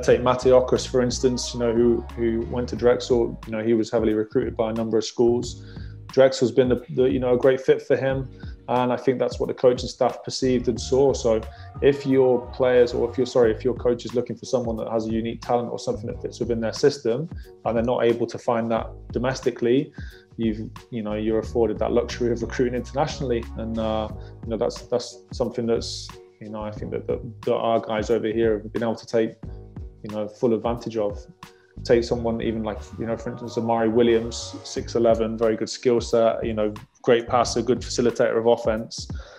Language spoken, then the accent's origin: English; United Kingdom; You know, that falls into our favor as British, you know, but we just have to produce better players.